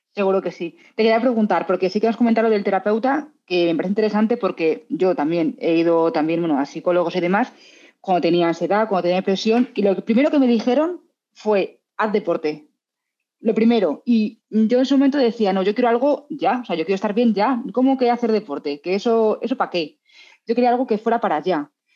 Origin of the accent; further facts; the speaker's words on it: Madrid, Community of Madrid, Spain; now in Salamanca, Spain; Yo soy madrileña, aunque viva en Salamanca